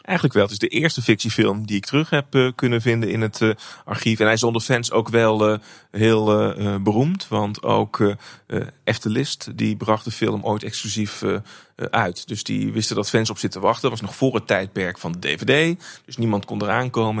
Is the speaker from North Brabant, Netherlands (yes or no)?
yes; North Brabant, Netherlands; Ik ben opgegroeid in, opgegroeid in Brabant